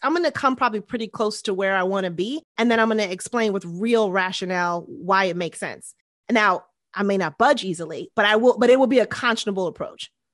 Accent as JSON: {"language": "English", "town": "New York City", "region": "New York", "country": "United States", "tie": "born or raised there", "said": "most of my upbringing was in Queens. I grew up in this neighborhood called East Elmhurst"}